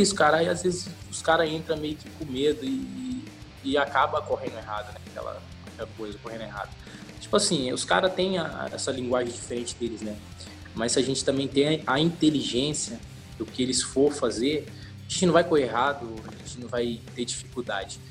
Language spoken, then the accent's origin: Portuguese; Uberlândia, Minas Gerais, Brazil; moved away; eu sou de Uberlândia